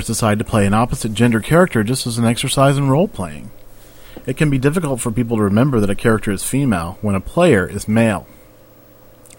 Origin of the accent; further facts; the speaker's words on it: the South, United States; I grew up in the South in a matriarchal Southern family